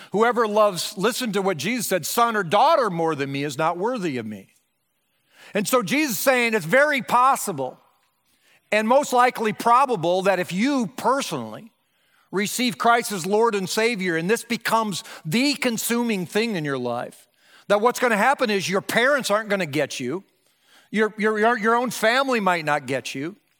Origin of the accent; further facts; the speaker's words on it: Breda, Iowa, United States; moved away; my hometown, Breida, Iowa, which was four hundred ninety-nine people in nineteen seventy-five